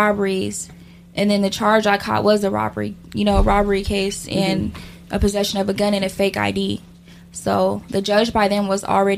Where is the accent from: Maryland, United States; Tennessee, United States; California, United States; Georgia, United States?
California, United States; Sacramento; I'm from Sacramento, Oak Park to be exact